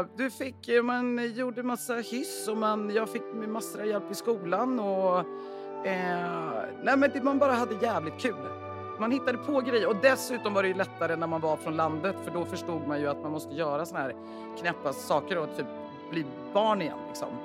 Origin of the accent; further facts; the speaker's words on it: Värmland, Sweden; now in Stockholm, Sweden; jag är ju då från Värmland